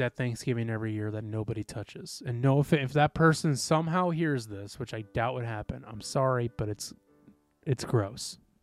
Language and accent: English; Midwest, United States; we grew up in the Midwest.